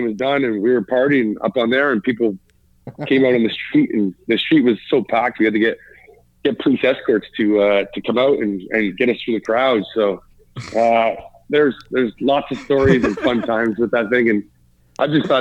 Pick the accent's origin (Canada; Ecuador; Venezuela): Canada; Toronto, Ontario; also born or lived in Mimico; now in London, Canada; Toronto, as my hometown and where I grew up and where I was a Leaf fan when I was a kid